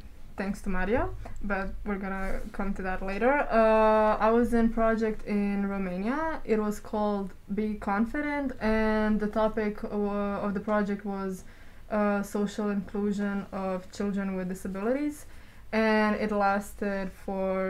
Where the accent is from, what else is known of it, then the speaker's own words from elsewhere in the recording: Zagreb, City of Zagreb, Croatia; I'm from Zagreb, Croatia